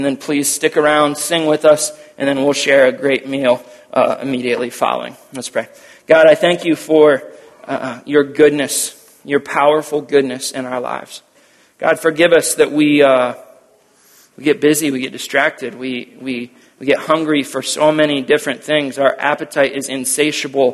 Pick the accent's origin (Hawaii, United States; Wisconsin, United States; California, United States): Wisconsin, United States; we are from Wisconsin